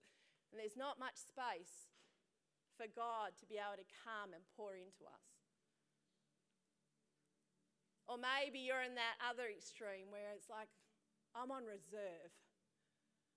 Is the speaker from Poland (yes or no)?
no; Perth, Western Australia, Australia; I was born here in Perth, some of the siblings in India